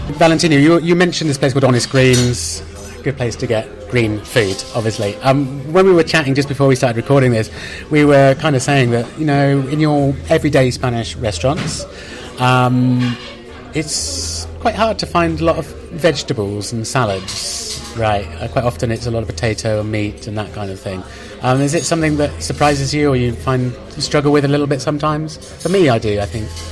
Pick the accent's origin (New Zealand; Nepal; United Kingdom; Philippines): United Kingdom; now in Madrid, Spain; I'm British and we're used to it being pretty spicy